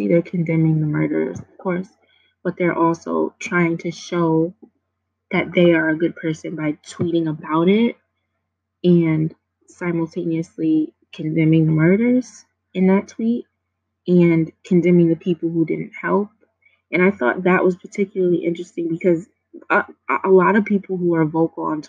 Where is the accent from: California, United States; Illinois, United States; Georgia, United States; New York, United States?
New York, United States; New York City; I grew up in New York City